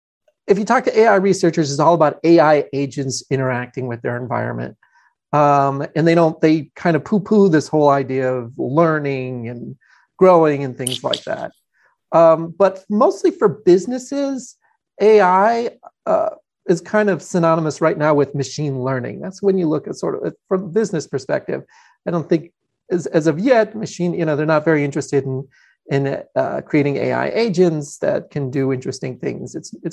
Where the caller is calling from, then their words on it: Atlanta, Georgia, United States; I'm in Atlanta, Georgia.